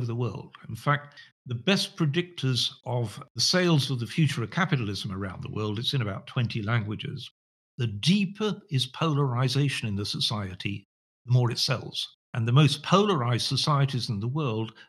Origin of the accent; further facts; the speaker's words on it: Sheffield, Yorkshire and the Humber, United Kingdom; I was born in Sheffield, which is now the poorest city in the whole of England